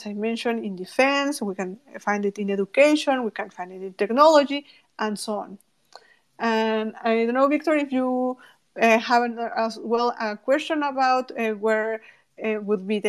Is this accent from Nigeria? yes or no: no; Mexico; from Mexico